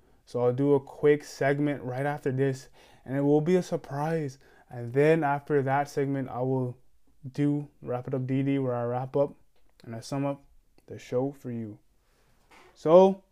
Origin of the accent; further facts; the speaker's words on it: New York, United States; I'm from straight from New York